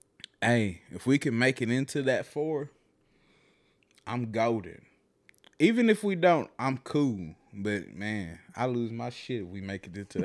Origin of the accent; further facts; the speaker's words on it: the South, United States; You know, growing up in the South, it's like, it was prevalent.